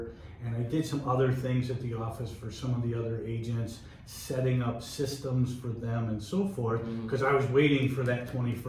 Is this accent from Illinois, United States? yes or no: yes; Naperville, Illinois, United States; I grew up in Naperville on the northeast side.